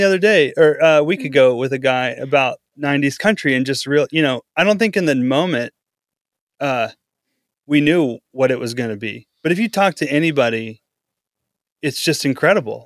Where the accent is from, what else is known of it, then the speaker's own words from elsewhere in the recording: Powderly, Texas, United States; now in Oklahoma City, United States; I lived in Texas for, uh, eight years growing up. The growing up years were in Texas.